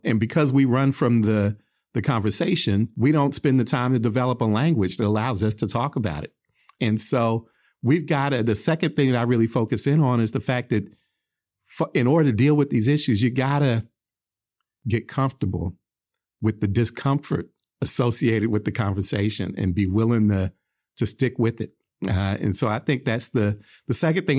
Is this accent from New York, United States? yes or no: no; Oakland, California, United States; I grew up in Oakland